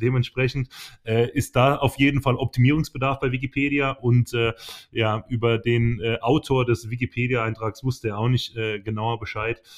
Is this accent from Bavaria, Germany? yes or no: no; Teningen, Baden-Württemberg, Germany; also born or lived in Emmendingen; ich bin ja äh, in Tening äh, aufgewachsen, war in Emding geboren in der Nachbarstadt